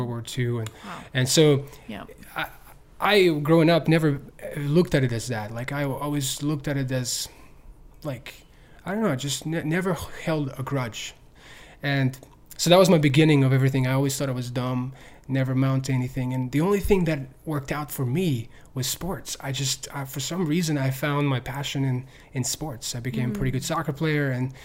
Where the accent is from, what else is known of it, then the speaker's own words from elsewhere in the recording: Ukraine; also born or lived in Tennessee, United States; now in United States; I'm from Ukraine.